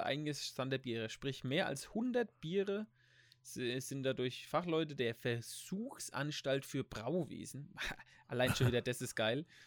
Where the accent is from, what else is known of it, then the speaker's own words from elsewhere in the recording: Germany; wir sind ja eh als, als Deutsche